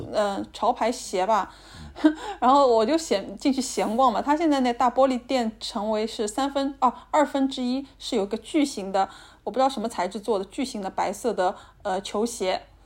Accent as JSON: {"language": "Chinese", "region": "Shanghai", "country": "China", "said": "我们上海人"}